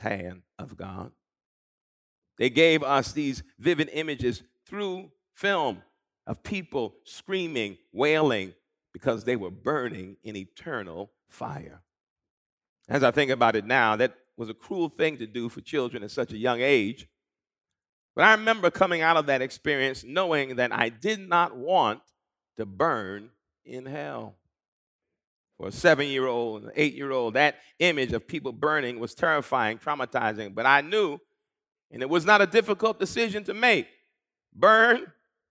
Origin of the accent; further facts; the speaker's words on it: Long Island, New York, United States; The church I grew up in on Long Island